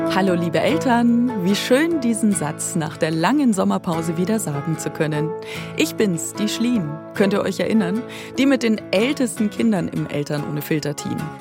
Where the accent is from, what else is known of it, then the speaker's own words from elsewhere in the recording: Weiden, Bavaria, Germany; moved away as an adult; also born or lived in Regensburg area / Deggendorf; now in Munich, Germany; Ich bin aufgewachsen in Weiden in der Oberpfalz